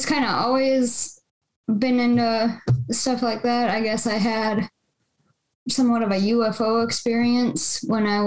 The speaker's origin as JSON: {"language": "English", "region": "Minnesota", "country": "United States", "tie": "born or raised there", "also_born_or_lived": "Baudette, Minnesota / Bemidji, Minnesota / Rochester, Minnesota", "said": "I moved kind of around Minnesota, you know, throughout school and stuff"}